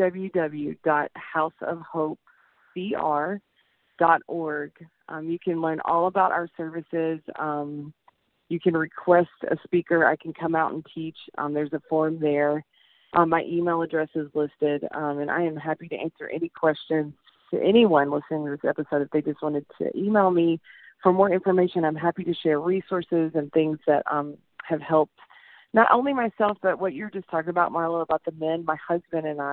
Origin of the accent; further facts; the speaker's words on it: the South, United States; I'm from the South